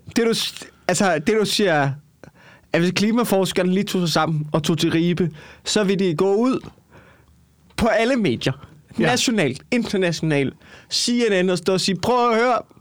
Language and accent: Danish; Copenhagen, Capital Region of Denmark, Denmark; jeg er fra København